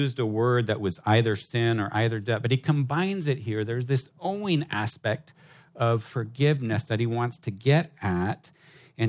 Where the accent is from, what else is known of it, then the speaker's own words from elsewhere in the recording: United States; now in Hong Kong; as an American